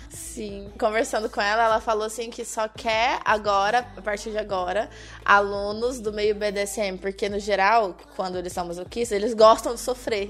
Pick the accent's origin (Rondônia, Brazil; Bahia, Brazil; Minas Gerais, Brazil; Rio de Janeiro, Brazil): Minas Gerais, Brazil; Eu, eu sou mineira